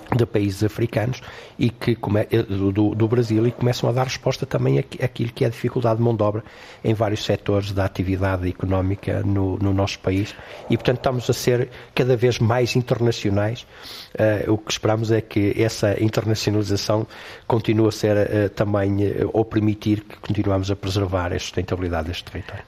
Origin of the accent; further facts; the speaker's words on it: Cinfães, Norte, Portugal; a capela da minha terra natal